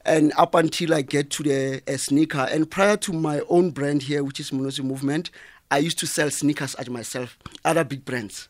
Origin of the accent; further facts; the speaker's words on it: South Africa; I'm from Kasi, Jmawupani, a little town called uh, Jmawupani.